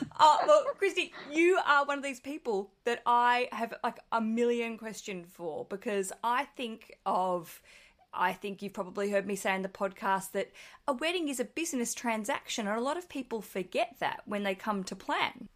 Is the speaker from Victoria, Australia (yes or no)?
no; Hobart, Tasmania, Australia; I'm a comedian from Hobart, Tasmania, Australia